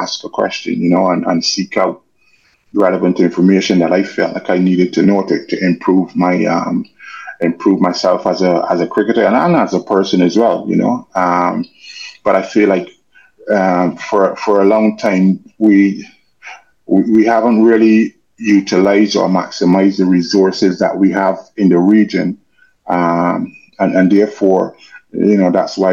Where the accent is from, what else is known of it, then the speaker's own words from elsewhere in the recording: Springhead, Barbados; moved away as an adult; also born or lived in South Africa; now in England; I was growing up in Springhead